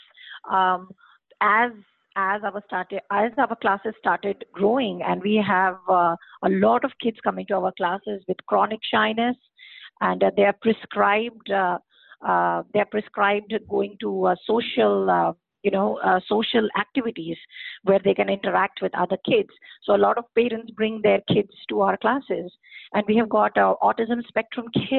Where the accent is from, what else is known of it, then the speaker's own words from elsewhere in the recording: India; moved away as an adult; most of us, we come from India, and we are surrounded by a big, huge family